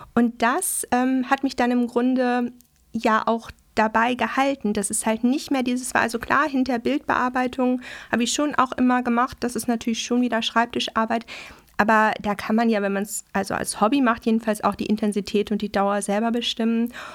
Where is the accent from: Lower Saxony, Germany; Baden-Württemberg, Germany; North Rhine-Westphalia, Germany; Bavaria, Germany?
North Rhine-Westphalia, Germany; Dortmund; moved away as an adult; also born or lived in Welver-Weslarn, Soester Börde; now in Hamburg, Germany; Ich komme aus Nordrhein-Westfalen. Mhm. Und ähm, ich habe die ersten zehn Jahre meines Lebens in Dortmund verbracht. Ah und dann noch neun Jahre ähm, ganz auf dem Land